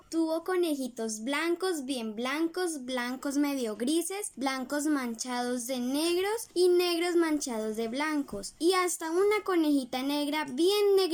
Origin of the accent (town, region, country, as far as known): Chocó, Colombia